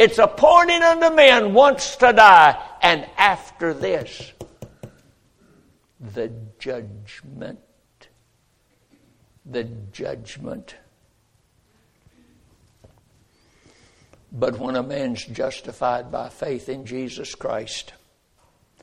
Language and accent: English; North Carolina, United States; born in North Carolina